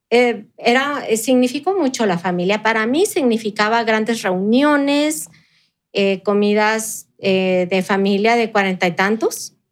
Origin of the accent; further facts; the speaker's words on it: Chihuahua, Mexico; moved away as an adult; now in El Paso, United States; Mi infancia en Chihuahua fue muy sencilla, Marcela